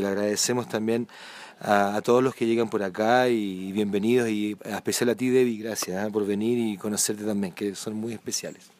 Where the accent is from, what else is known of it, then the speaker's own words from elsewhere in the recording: southern Chile, Chile; moved away as an adult; also born or lived in Santiago / Atacama Desert; now in San Pedro de Atacama, Chile; yo soy del sur de Chile, pero ya vivo hace más de 10 años aquí en el norte